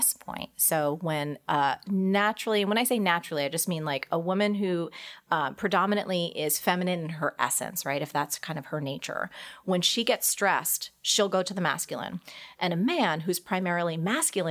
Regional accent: New Jersey, United States; I'm a girl from New Jersey

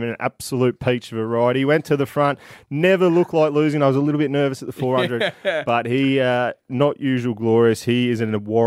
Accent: Benalla, Victoria, Australia; Benalla, my hometown.

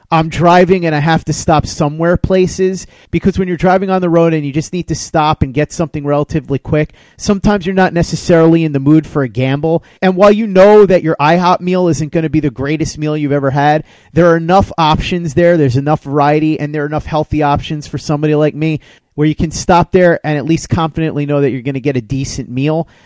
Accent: New York, United States; also born or lived in Virginia; I'm from New York

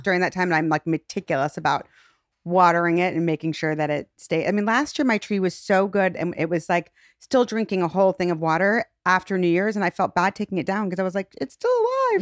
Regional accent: Shaker Heights, Ohio, United States; I grew up in Shaker Heights

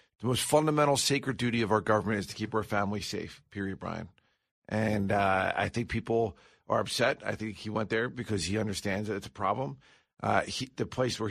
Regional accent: Pennsylvania, United States; Pennsylvania, my home state

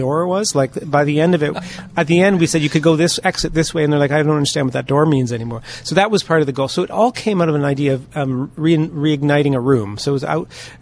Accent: London, Ontario, Canada; I grew up here in London

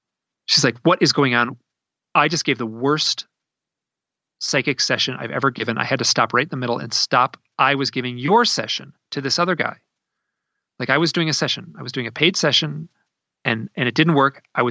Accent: Idaho, United States; Like, I'm from Idaho, right?

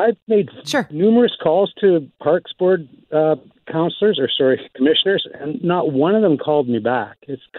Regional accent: Vancouver, British Columbia, Canada; I was born and raised here, 60 years old.

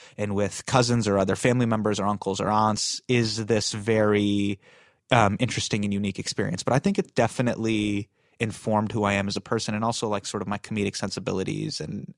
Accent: Davis, California, United States; born there; Correct. I was born in Davis, California.

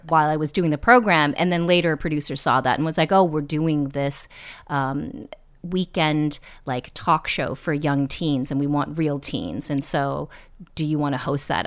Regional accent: East Bay, Northern California, United States; moved away as an adult; also born or lived in New York; I grew up in the Bay Area in Northern California in the East Bay

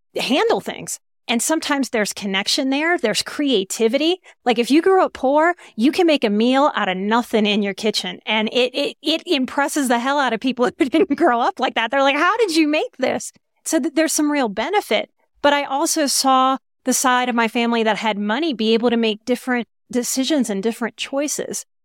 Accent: New Orleans, Louisiana, United States; moved away; also born or lived in Texas / Colorado; I'm from New Orleans

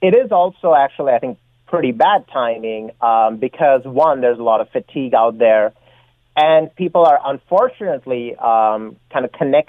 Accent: Canada; person of British heritage. My ancestors were United Empire loyalists, but I just think of myself as Canadian. And to me, the Union Jack is the flag of a foreign country.

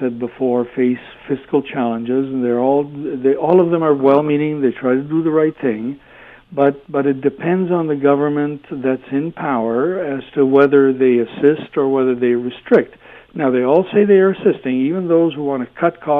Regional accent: Hamilton, Ontario, Canada; when I was growing up in Hamilton

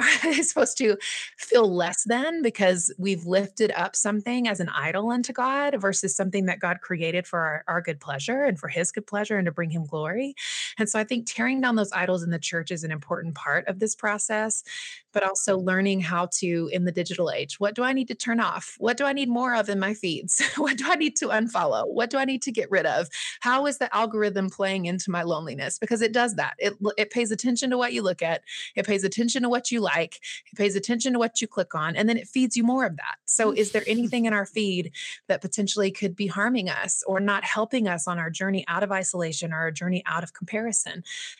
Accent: Southeast, United States; Right, and that isn't abnormal as it is in like some of the smaller smaller towns where I was raised in the Southeast, for example.

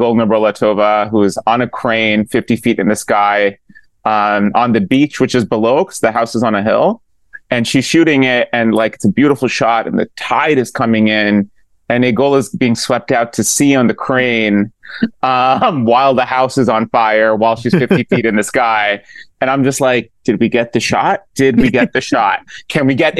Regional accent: Pakistan; I did religious studies growing up in Pakistan

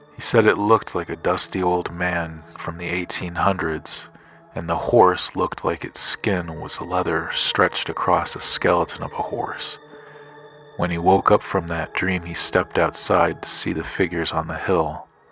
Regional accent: Grand Junction, Colorado, United States; I'm from Grand Junction, Colorado

